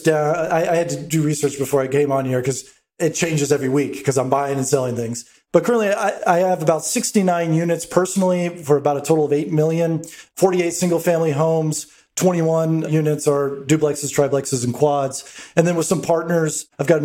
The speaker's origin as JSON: {"language": "English", "town": "Atlanta", "region": "Georgia", "country": "United States", "tie": "born or raised there", "also_born_or_lived": "Brooklyn, New York", "moved": "as an adult", "said": "I was born and raised in Atlanta. And after spending 13 years in Brooklyn, came back to Atlanta."}